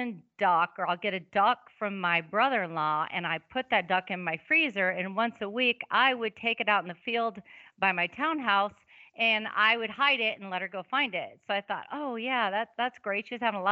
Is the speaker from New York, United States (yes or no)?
no; Wisconsin, United States; now in South Dakota, United States; I'm from Wisconsin originally